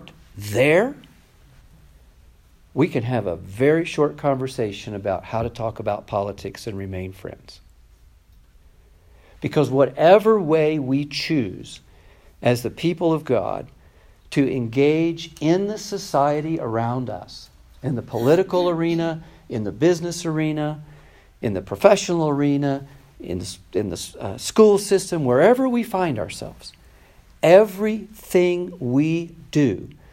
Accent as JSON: {"language": "English", "country": "United States", "also_born_or_lived": "Austria / Poland", "moved": "as an adult", "said": "the longer we lived outside the United States, the less like Americans we became"}